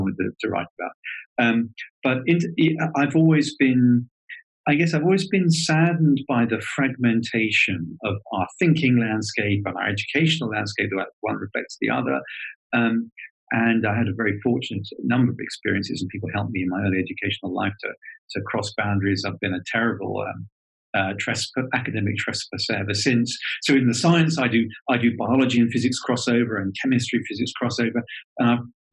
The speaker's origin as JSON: {"language": "English", "region": "Southern England", "country": "United Kingdom", "accent": "schooled Southern British", "said": "that schooled Southern British accent for you, English accent"}